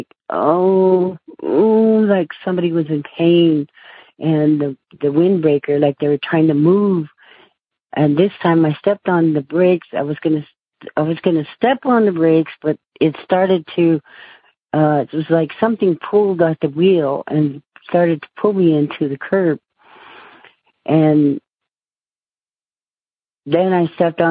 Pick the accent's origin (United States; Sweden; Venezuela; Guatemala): United States; I lived in the city, and I'm Native American.